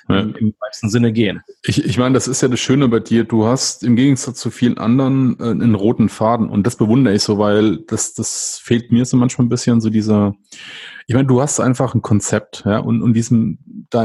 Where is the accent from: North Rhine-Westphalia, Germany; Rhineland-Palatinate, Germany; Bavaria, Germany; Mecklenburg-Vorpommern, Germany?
Rhineland-Palatinate, Germany; weil ich bin ja aus der Pfalz und ähm, ich meine, die Vulkaneifel ist von mir ein bisschen nördlich